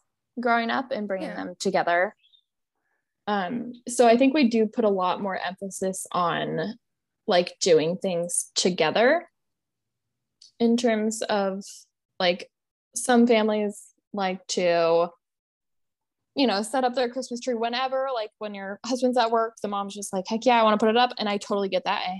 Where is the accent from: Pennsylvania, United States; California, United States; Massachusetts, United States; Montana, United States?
Montana, United States; moved away; we grew up in Montana, so we're like pretty country